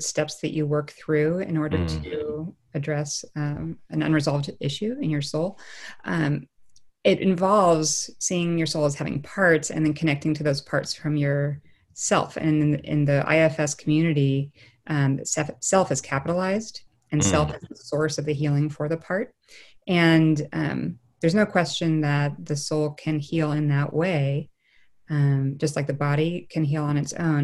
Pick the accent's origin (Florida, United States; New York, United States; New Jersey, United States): New York, United States; New York City; also born or lived in Dallas, Texas; we moved from Dallas to New York City when I was 5 years old.